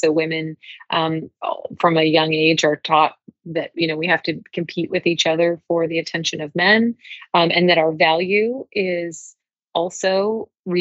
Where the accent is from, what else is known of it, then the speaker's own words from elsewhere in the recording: the South, United States; growing up in the South, in the U.S.